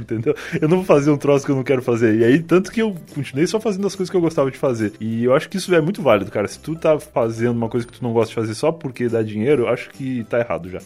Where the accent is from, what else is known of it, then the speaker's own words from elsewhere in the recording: Rio Grande do Sul, Brazil; moved away; quando eu saí do Rio Grande do Sul, eu percebi que a gente fala tudo errado